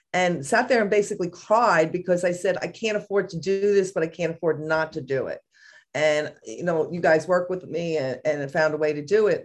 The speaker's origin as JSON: {"language": "English", "region": "New York", "country": "United States", "moved": "yes", "said": "I'm from New York"}